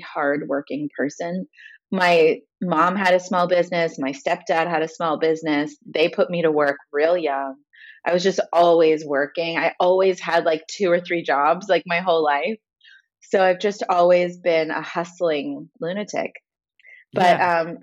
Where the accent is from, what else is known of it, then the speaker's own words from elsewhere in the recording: Los Angeles, California, United States; I grew up like in a few places, Van Nuys, Granada Hills, and I went to school in Tarzana